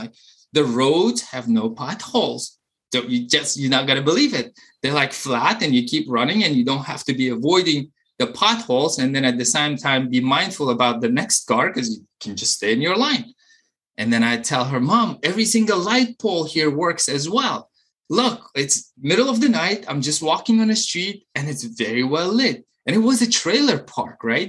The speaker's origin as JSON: {"language": "English", "country": "Uzbekistan", "tie": "born or raised there", "also_born_or_lived": "Maryland", "moved": "as an adult", "lives_now": "United States", "said": "while I was growing up in Uzbekistan"}